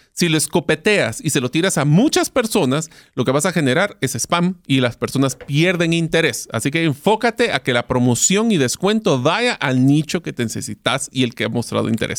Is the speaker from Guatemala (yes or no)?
yes; Guatemala; en Guatemala, o sea, mi país de origen